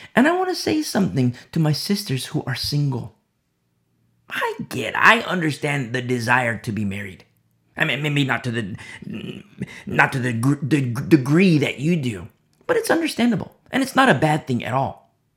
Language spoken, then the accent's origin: English; United States; I'm American. And I teach presently from America